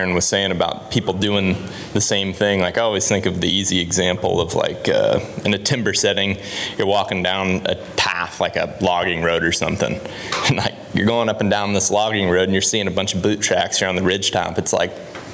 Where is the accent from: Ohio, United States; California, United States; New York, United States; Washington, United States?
Ohio, United States; moved away; I grew up in Ohio, and when I was a kid, you could only hunt till noon